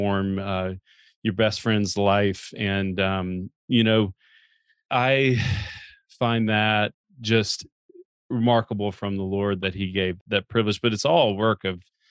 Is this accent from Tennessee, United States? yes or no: yes; Chattanooga, Tennessee, United States; I had grown up actually going to church. You know, I'm from Chattanooga, and had grown up going to church every, you know, Sunday morning